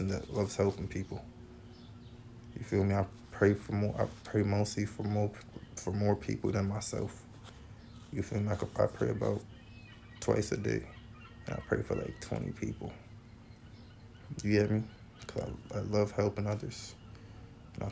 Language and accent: English; Boston, Massachusetts, United States; I'm from Boston. I left Boston for a good while. Came back. I'm happy I came back. Because this is where I'm from.